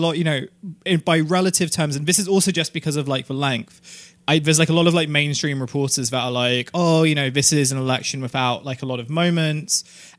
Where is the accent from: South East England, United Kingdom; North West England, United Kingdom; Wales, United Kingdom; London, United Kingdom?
London, United Kingdom; I come from London